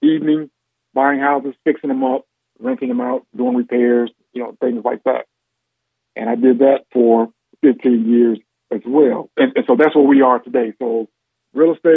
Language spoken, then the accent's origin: English; Gary, Indiana, United States; also born or lived in West Lafayette, Indiana; Born and raised in Gary, Indiana